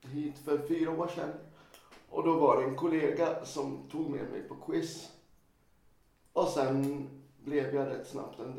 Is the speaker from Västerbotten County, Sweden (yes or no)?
no; Östersund, Jämtland, Sweden; also born or lived in Sundsvall; jag flyttade tillbaka. Till, jag är från Östersund ursprungligen. Mm. Så har jag pluggat i Sundsvall och så flyttade jag tillbaka eh, hit för fyra år sedan.